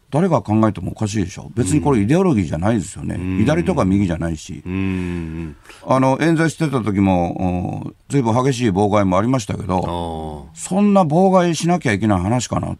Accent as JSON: {"language": "Japanese", "town": "Kobe", "region": "Hyogo", "country": "Japan", "tie": "born or raised there", "said": "神戸生まれなんで、うんうん、ちっちゃい頃からもう外国人の方が周りにいっぱいいてですね、"}